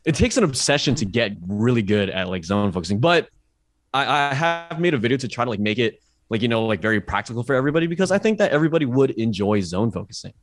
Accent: Bay Area, California, United States; I'm from the Bay Area

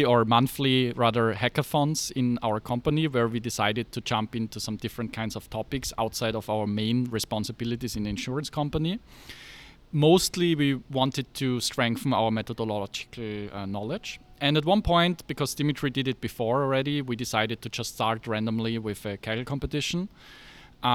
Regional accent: Graz, Styria, Austria; I am from Austria, so born and raised there. I studied computer science in Technical University of Graz, which is the second largest town in Austria.

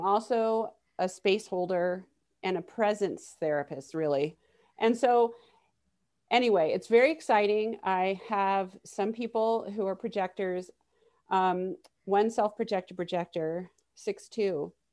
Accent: Miami, Florida, United States; moved away; I grew up in Miami

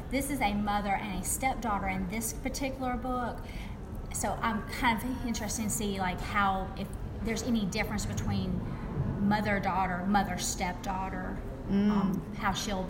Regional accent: the South, United States; accent: Southern; a lot of times people hear my accent and they're like, she's from the South.

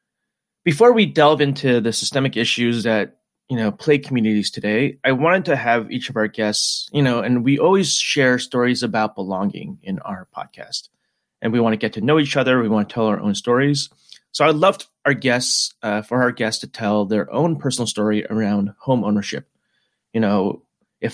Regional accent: Lyndhurst and Livingston, New Jersey, United States; moved away as an adult; now in Seattle, United States; I grew up in Lyndhurst and Livingston, New Jersey.

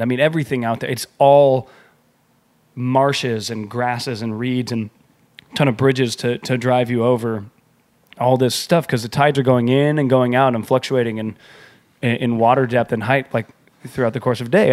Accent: San Diego, California, United States; now in New York, United States; we're from San Diego

